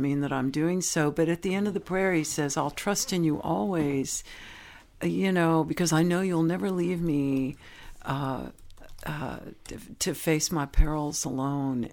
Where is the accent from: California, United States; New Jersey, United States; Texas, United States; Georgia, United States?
California, United States; San Francisco Bay Area; also born or lived in Knoxville, Tennessee; I'm from Knoxville, Tennessee. I was born, which is a third largest city in Tennessee, but it's, it has a town mentality in that everybody knew everybody. And my parents split up when I was young, and I ended up growing up in the San Francisco Bay Area